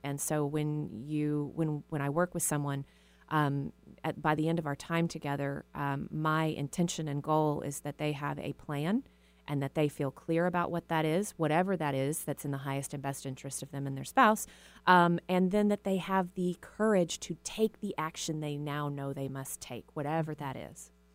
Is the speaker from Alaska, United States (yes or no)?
no; Texas, United States; now in Seattle, United States; I was raised in a small town in Texas